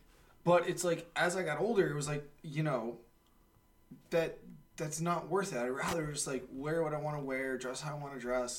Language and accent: English; New York, United States; I'm a New Yorker, bro.